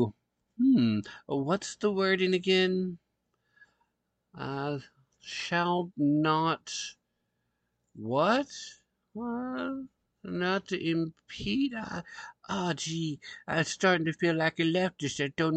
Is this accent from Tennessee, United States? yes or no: yes; Tennessee, United States; the great state of Tennessee, right here, my home state